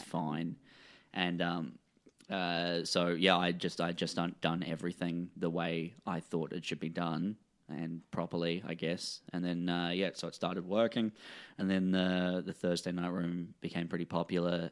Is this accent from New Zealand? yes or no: yes; New Zealand; as a New Zealander